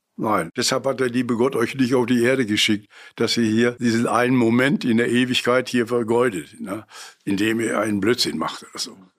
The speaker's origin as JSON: {"language": "German", "town": "Essen", "region": "North Rhine-Westphalia", "country": "Germany", "tie": "born or raised there", "said": "Ich bin in Altenessen groß geworden mit vielen Kindern um mich herum"}